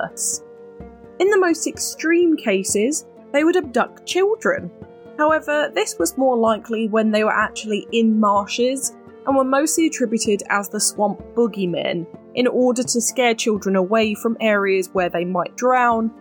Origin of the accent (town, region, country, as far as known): United Kingdom